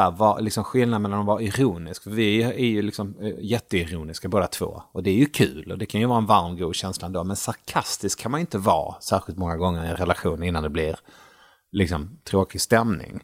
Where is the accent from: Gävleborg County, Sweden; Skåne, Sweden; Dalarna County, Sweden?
Skåne, Sweden; Malmö; moved away as an adult; also born or lived in Gothenburg / Sunne, Värmland; now in Stockholm, Sweden; växte jag upp i Malmö